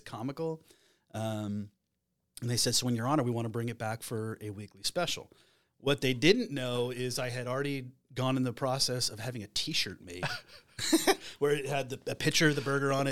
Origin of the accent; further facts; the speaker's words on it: Flagstaff, Arizona, United States; moved away as an adult; I'm originally from Flagstaff, Arizona